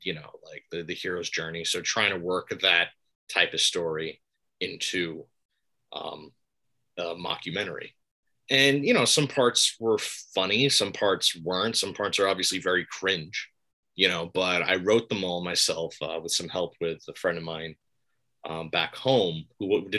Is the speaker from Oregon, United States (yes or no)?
no; Palisades, New York, United States; also born or lived in Albany, New York; I'm from Palisades, New York